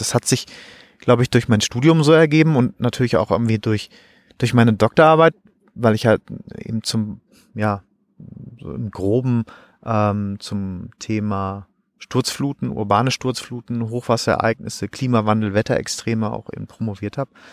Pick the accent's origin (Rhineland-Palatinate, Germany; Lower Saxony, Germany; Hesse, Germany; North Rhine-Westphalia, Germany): North Rhine-Westphalia, Germany; ich komme aus Nordrhein-Westfalen